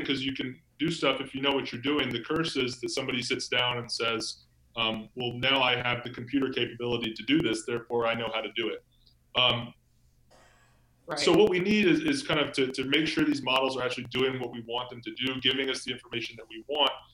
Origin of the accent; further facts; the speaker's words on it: Charleston, South Carolina, United States; I was uh, seven years old in Charleston, South Carolina